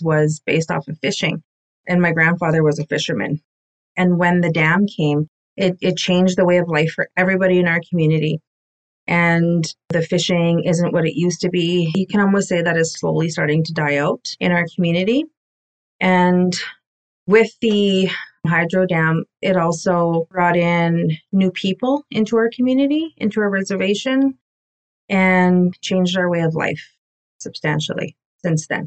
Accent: Cree Nation, Manitoba, Canada; I'm from the Musipaistic Cree Nation, and we are smack dab in the middle of Manitoba

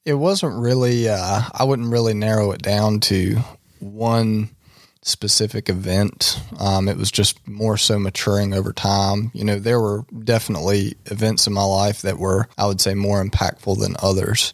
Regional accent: Tarboro, North Carolina, United States; I am from Tarboro, North Carolina

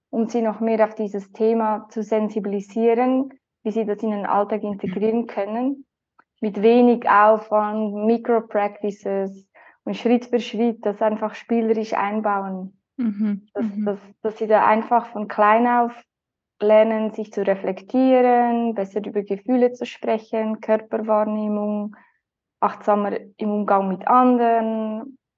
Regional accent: Lucerne, Switzerland; Ich komme aus der Schweiz, in der Umgebung von Luzern

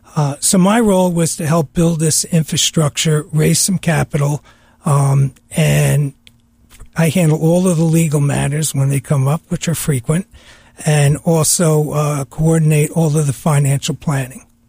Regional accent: New York, United States; growing up in New York

